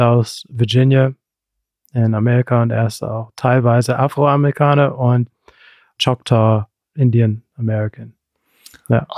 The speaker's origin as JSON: {"language": "German", "town": "Rüsselsheim", "region": "Hesse", "country": "Germany", "tie": "born or raised there", "said": "ich bin in Deutschland geboren, in Hessen, Rüsselsheim"}